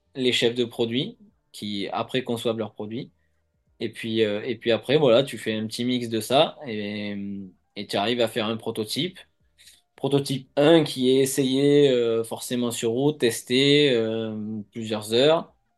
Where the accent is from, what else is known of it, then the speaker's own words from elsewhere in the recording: Provence-Alpes-Côte d'Azur, France; now in Nice, France; là où j'ai grandi